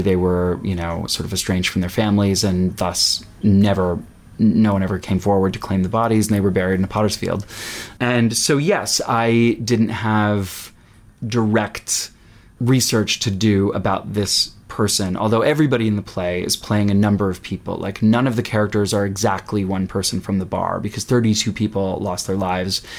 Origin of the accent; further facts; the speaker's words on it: Pittsburgh, Pennsylvania, United States; I grew up in Pittsburgh, Pennsylvania